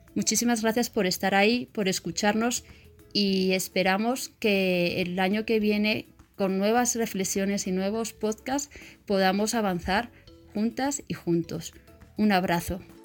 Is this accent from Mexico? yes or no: no; Madrid, Community of Madrid, Spain; moved away as an adult; now in Colombia; nací en Madrid, España, y llevo más de 25 años viviendo en Colombia